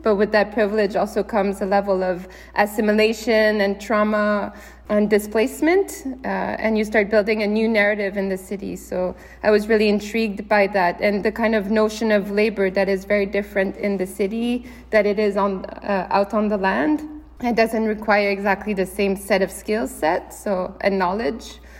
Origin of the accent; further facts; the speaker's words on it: Canada; growing up in Canada